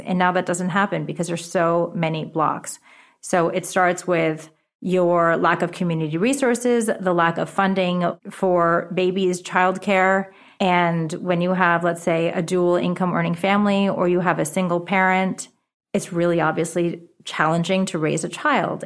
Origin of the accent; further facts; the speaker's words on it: New York City, New York, United States; first language Japanese; English is a second language; also born or lived in Rye, New York / Japan; I'm actually from America